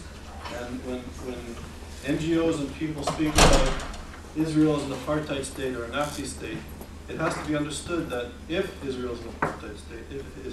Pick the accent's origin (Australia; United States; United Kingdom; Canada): Canada; as a Canadian, as a Jew